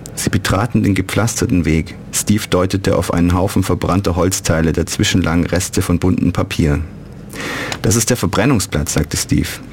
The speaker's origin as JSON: {"language": "German", "town": "Neu-Ulm", "region": "Bavaria", "country": "Germany", "tie": "born or raised there", "also_born_or_lived": "Ulm / Düsseldorf / Cologne", "moved": "as an adult", "said": "ich bin in Ulm geboren und in Neu-Ulm aufgewachsen"}